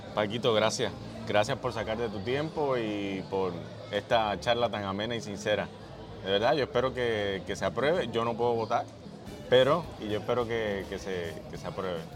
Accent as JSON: {"language": "Spanish", "country": "Puerto Rico", "said": "vivimos nosotros los puertorriqueños"}